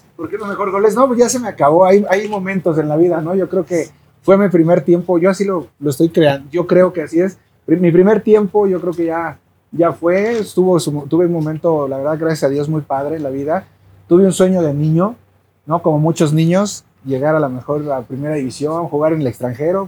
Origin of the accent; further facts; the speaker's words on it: Cuernavaca, Morelos, Mexico; soy de Cuernavaca